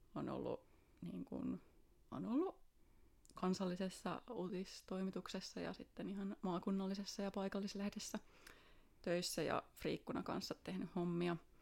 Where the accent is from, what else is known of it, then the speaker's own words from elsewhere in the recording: Espoo, Uusimaa, Finland; also born or lived in Tampere; Tulen Espoosta